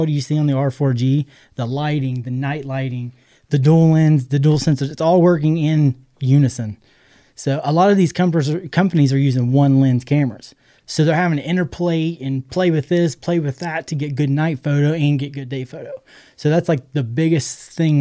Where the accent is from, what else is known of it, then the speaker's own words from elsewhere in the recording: Southern Ohio, United States; We're from Southern Ohio